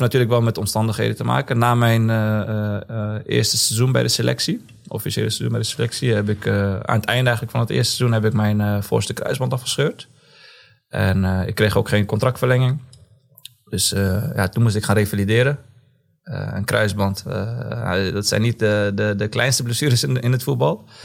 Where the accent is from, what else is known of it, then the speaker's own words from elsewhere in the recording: Zwolle, Overijssel, Netherlands; Geboren en getogen in Zwolle